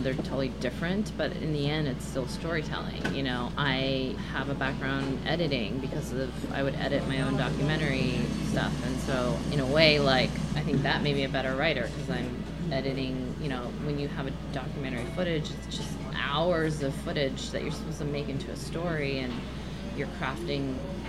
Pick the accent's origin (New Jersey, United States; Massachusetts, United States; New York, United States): New Jersey, United States; I grew up in New Jersey